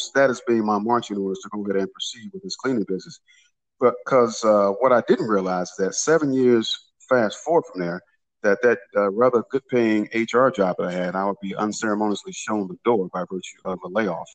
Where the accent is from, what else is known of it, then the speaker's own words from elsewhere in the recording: Detroit, Michigan, United States; I was born and raised in Detroit, Michigan